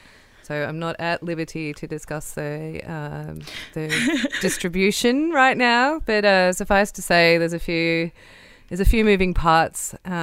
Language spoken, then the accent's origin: English; Wiradjuri country, New South Wales, Australia; I was born on Wiradjuri country. My mum and dad were come from grazier families that met at uni at the University of New England. And yeah, I'm the oldest of four